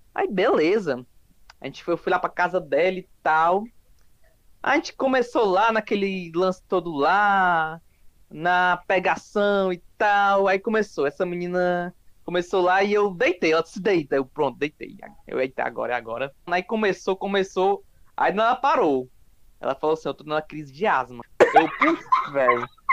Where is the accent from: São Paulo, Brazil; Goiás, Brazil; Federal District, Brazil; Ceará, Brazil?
Ceará, Brazil; Fortaleza; sou aqui de Fortaleza